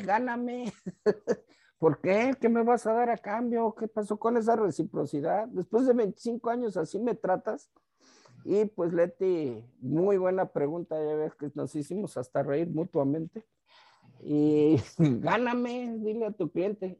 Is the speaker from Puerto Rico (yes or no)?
no; Tijuana, Baja California, Mexico; yo, soy de acá de Tijuana